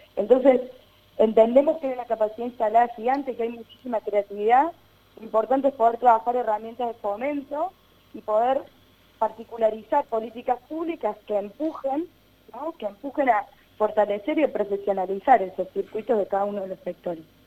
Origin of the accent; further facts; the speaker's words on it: Río Cuarto, Córdoba, Argentina; soy de Río Cuarto